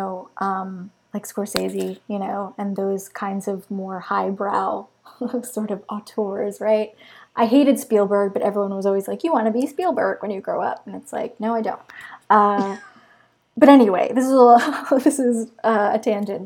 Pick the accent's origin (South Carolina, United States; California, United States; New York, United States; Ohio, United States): New York, United States; Long Beach; I grew up in Long Beach, New York